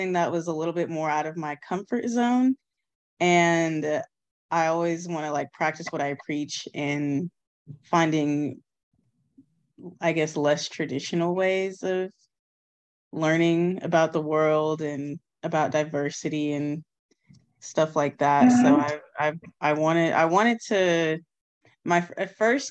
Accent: Austin, Texas, United States; I'm from Austin.

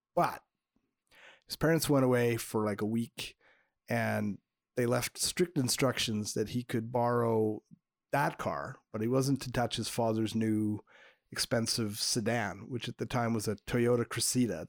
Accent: suburb of Montreal, Quebec, Canada; my hometown suburb of Montreal

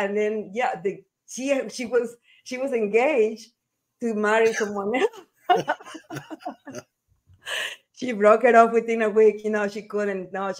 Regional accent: Salinas, Santa Elena, Ecuador; moved away; also born or lived in Guayaquil, Ecuador / Spain; I was born in Ecuador, in Guayaquil, Ecuador, in the coast. I grew up in front of a beach, beautiful beach town, and a beautiful beach town called Salinas, Ecuador.

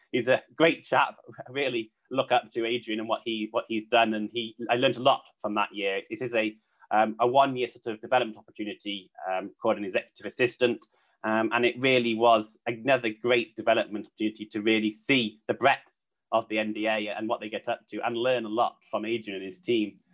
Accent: Cheshire, North West England, United Kingdom; also born or lived in Vancouver, Canada; growing up in Cheshire, I was quite sort of studious at school

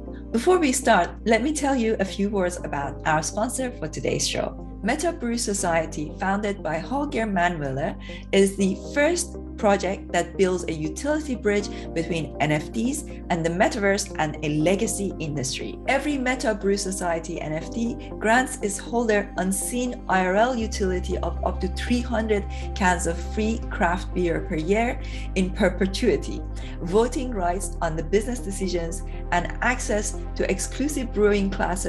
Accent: Iran; moved away as an adult; now in United Kingdom; I came from Iran to the UK in 2005, and I studied politics here.

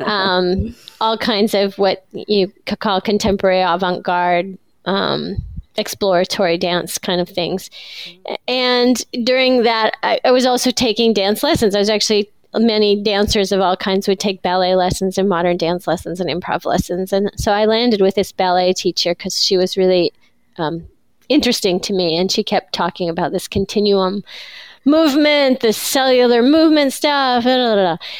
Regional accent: Iowa, United States; I grew up in Iowa

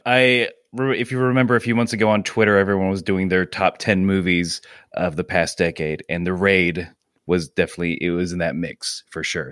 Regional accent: Georgia, United States; moved away as an adult; also born or lived in Muncie, Indiana / Idaho; now in Pittsburgh, United States; my family moved to Georgia. That's where I mainly grew up, up until I was, uh, twenty

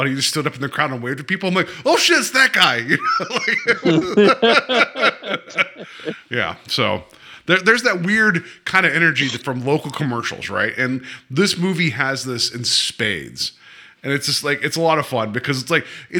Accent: West Virginia, United States; Like in my home, like where I grew up in West Virginia

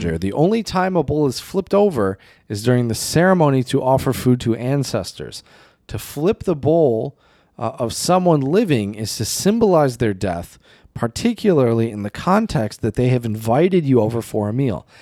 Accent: United States; also born or lived in China; me being an American

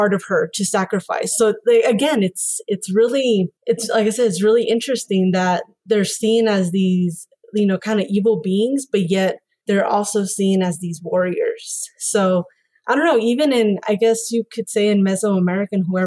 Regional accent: Mexico; I grew up in Mexican culture. I'm Mexican

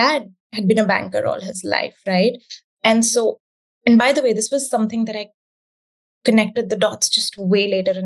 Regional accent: India; the time that I grew up in India

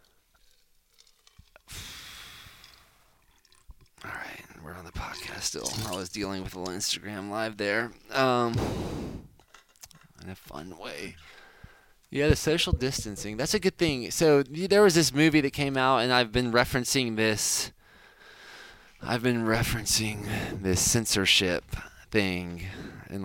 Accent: United States; as an American

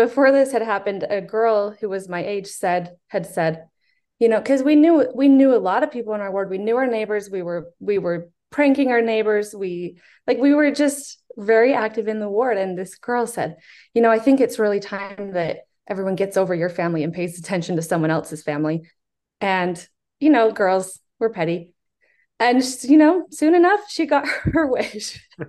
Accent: Utah, United States; also born or lived in Houston; I was born in Houston, he was bishop there. When we moved to Utah, he was bishop in Utah.

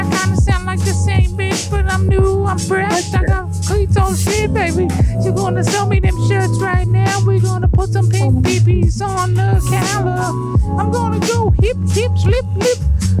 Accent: Oregon, United States; No, baby, I live here, though. I'm from Oregon originally, but I just moved here now.

